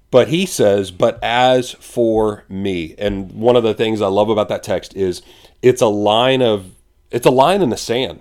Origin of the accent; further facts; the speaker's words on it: San Antonio, Texas, United States; we're from San Antonio